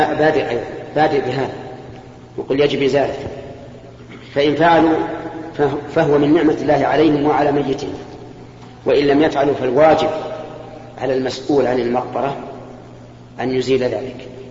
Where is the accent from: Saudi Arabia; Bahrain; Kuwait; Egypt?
Kuwait; عندنا بالكويت